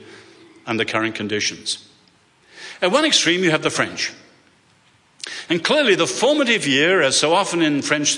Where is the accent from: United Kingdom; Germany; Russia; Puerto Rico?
United Kingdom; England; accent: English; moved away; I'm an Englishman